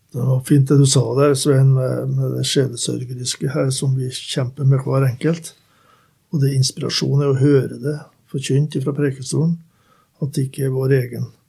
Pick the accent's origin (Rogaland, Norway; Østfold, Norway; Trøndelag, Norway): Trøndelag, Norway; Skogn; moved away; mine foreldre som var med hjemme i Skogn